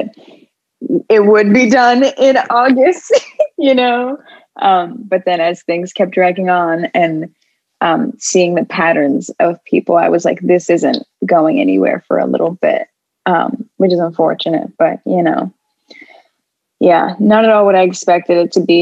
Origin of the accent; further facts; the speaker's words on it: Los Angeles, California, United States; now in Philadelphia, United States; LA, which is like my hometown, like where I grew up